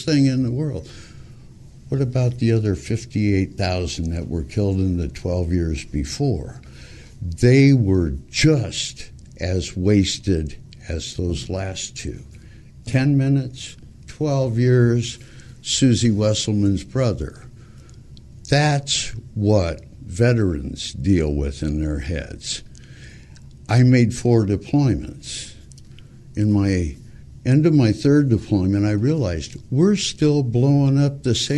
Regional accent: Montebello, California, United States; born or raised there

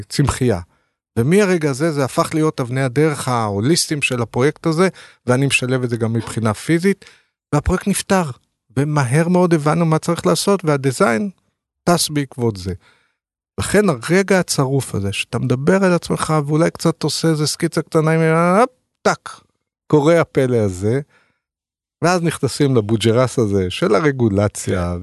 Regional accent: Ramat HaSharon, Tel Aviv District, Israel; moved away as an adult; now in Tel Aviv, Israel; אני גדלתי ברמת השרון

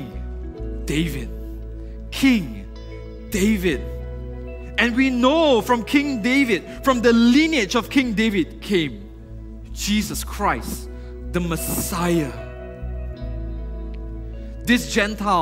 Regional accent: Penang, Malaysia; I'm from Penang. So I started working in Penang.

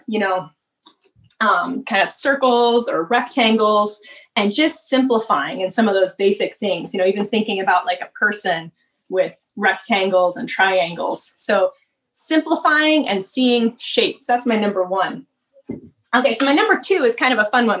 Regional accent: Seattle, Washington, United States; also born or lived in Northfield, Minnesota; being born and raised in Seattle

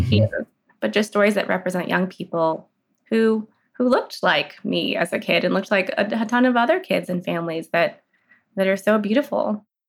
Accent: Los Angeles, California, United States; also born or lived in San Francisco / Boulder, Colorado; I'm in Los Angeles now. I grew up here.

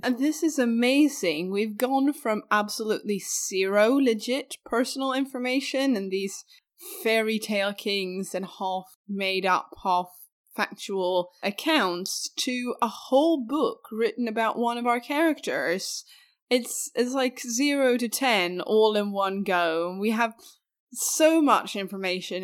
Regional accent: Skåne, Sweden; accent: skånska; skånska, which is my regional accent that I'm from, from down south

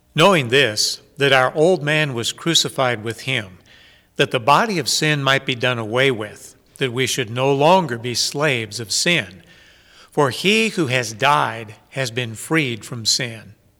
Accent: United States; as American people

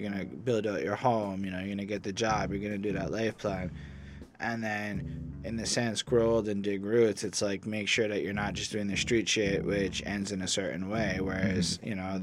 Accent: Montreal, Quebec, Canada; I come from Montreal

